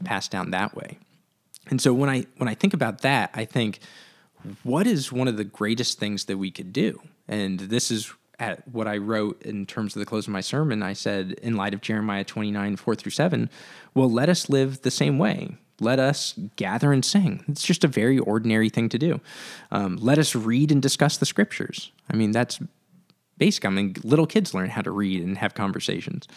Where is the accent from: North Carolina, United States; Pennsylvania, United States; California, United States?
California, United States; Santa Cruz; growing up in Santa Cruz, moving back to Santa Cruz